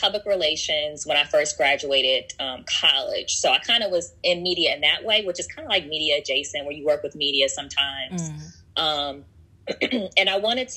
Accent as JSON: {"language": "English", "town": "Washington", "region": "District of Columbia", "country": "United States", "tie": "born or raised there", "also_born_or_lived": "Omaha, Nebraska", "moved": "yes", "lives_now": "Los Angeles, United States", "said": "I was born in Omaha, Nebraska. I spent most of my life in Washington, D.C. I live in L.A. now."}